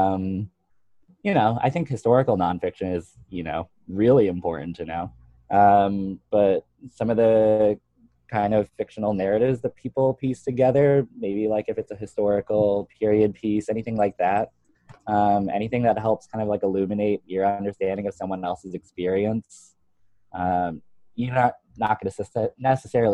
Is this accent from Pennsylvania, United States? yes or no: yes; the Poconos, Pennsylvania, United States; I grew up in the Poconos, which is kind of like a random rural tourist area